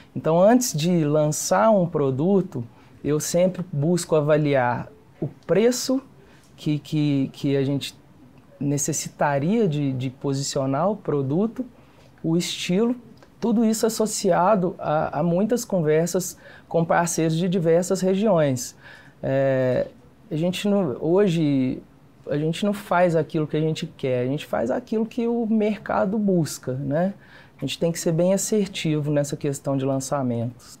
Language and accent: Portuguese; Campo Belo, Minas Gerais, Brazil; now in Belo Horizonte, Brazil; Sou do interior, sou de Campo Belo, interior de Minas